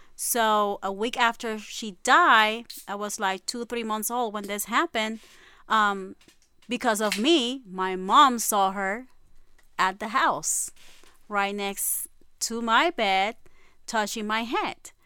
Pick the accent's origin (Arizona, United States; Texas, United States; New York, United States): New York, United States; New York City; also born or lived in Puerto Rico; I'm from Puerto Rico. I was born in Puerto Rico, but I grew up in Brooklyn, Sunset